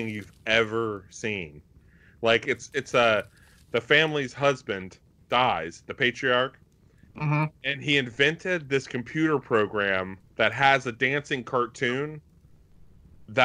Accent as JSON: {"language": "English", "country": "United States", "said": "As an American"}